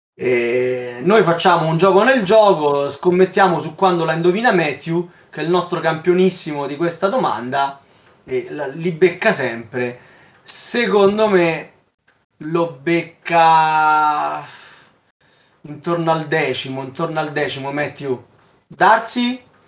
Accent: Southern Italy, Italy; lo dico da terrone anch'io

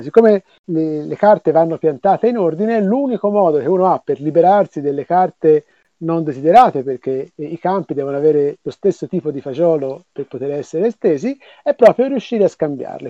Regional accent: Florence, Tuscany, Italy; io sono di Firenze

